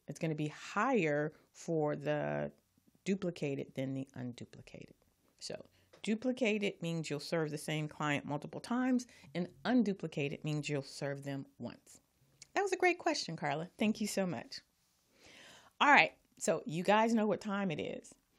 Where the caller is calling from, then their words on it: Carson, California, United States; I'm calling from Carson, California